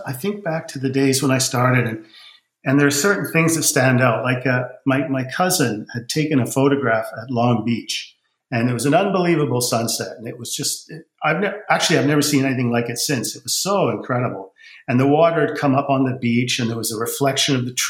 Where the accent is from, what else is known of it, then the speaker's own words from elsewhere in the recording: England, United Kingdom; moved away; I was born in England